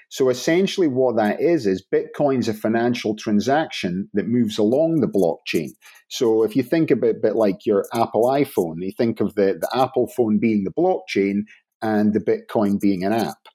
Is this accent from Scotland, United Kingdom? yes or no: yes; Inverness, Scotland, United Kingdom; I'm from the north of Scotland. So, originally Inverness, which no one knows what it is